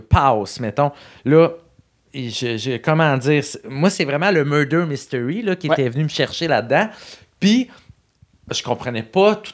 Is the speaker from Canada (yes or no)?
yes; Rimouski, Quebec, Canada; Moi, je viens de Rimouski, hein, ville